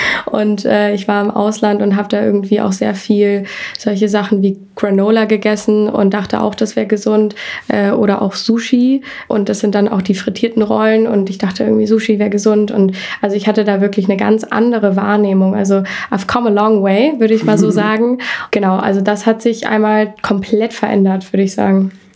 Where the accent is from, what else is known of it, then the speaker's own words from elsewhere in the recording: Hamburg, Germany; moved away; ich komme aus Hamburg